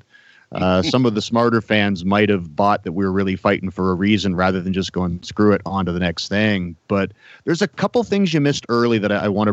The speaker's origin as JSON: {"language": "English", "country": "Canada", "said": "I'm supposed to be a guy really proud of being a Canadian"}